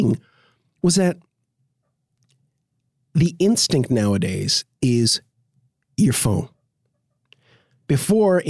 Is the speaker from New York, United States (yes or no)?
yes; New York City, New York, United States; accent: nondescript; I've grown up in New York City. I'm a New Yorker.